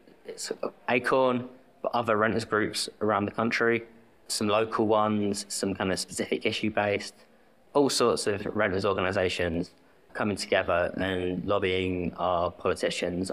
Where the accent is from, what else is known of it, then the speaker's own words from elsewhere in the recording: London, United Kingdom; also born or lived in Bristol; I'm from South London, moved back